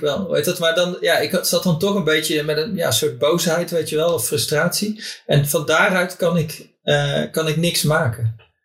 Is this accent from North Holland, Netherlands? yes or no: no; North Brabant, Netherlands; moved away as an adult; in mijn vriendengroep in, in, eh, in Brabant, waar ik vandaan kom